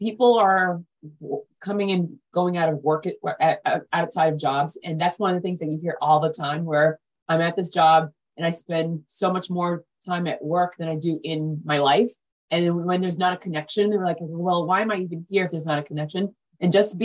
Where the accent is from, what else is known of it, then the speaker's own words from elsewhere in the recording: Haiti; moved away; I'm from Haiti, the most dangerous place now